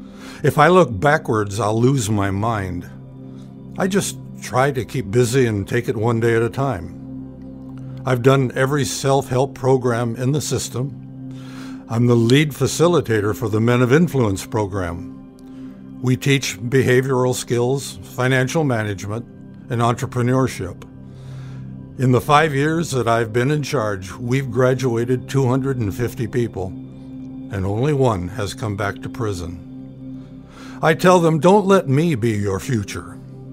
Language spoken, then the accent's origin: English; Baltimore, Maryland, United States; I grew up in the Baltimore projects. Everyone that I knew had nothing.